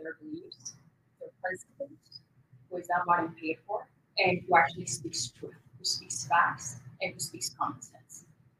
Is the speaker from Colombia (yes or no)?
yes; Colombia; now in United States; I'm from Colombia, made in the USA.